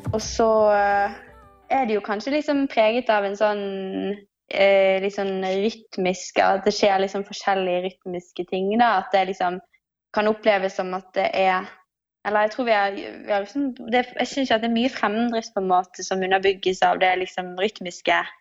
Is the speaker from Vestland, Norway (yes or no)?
yes; Bergen, Vestland, Norway; moved away as an adult; now in Oslo, Norway; Jeg kommer jo fra Bergen og har vært her de siste Jeg har bodd her i Oslo i de siste seks årene.